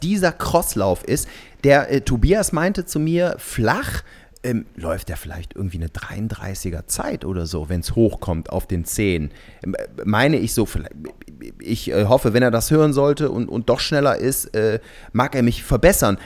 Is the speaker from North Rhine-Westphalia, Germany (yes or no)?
yes; Cologne, North Rhine-Westphalia, Germany; für einen Kölner